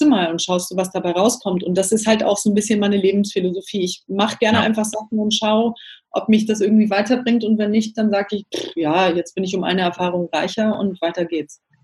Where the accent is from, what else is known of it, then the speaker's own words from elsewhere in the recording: Namibia; moved away as an adult; also born or lived in Cape Town / London / Athens / Milan; Ich komme ursprünglich aus Namibia, also bin in Namibia aufgewachsen